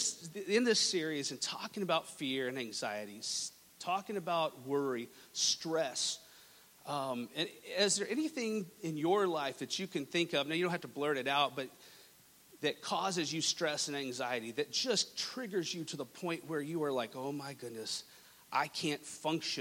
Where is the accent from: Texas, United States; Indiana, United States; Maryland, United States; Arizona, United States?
Texas, United States; Lubbock; moved away; I was born and raised in Texas, in West Texas